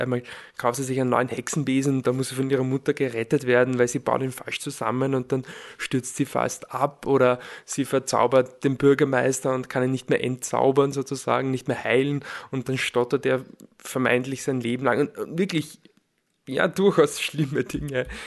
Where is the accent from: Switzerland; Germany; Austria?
Austria; Lower Austria; ich bin in Niederösterreich aufgewachsen